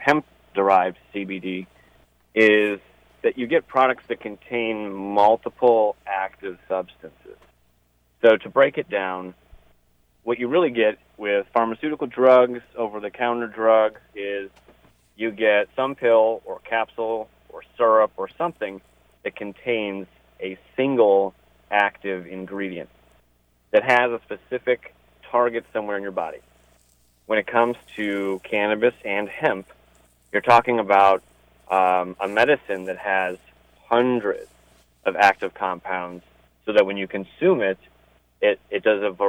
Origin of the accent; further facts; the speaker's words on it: Ohio, United States; moved away as an adult; also born or lived in Cleveland, Ohio; now in Maryland, United States; I'm from Ohio originally